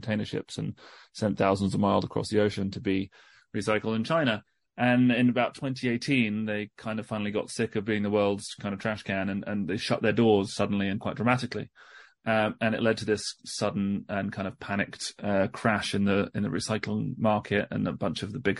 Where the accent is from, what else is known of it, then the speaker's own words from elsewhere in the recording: England, United Kingdom; As you can probably hear, I'm British. I'm an English journalist based in the UK.